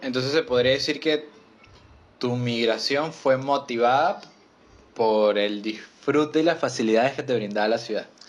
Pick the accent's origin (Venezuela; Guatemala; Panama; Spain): Venezuela; now in Argentina; soy venezolano